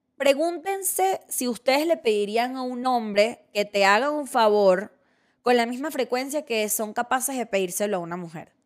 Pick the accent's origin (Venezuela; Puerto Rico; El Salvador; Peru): Venezuela; moved away as an adult; now in Mexico; soy gracias a aquellas que me formaron en, mi país natal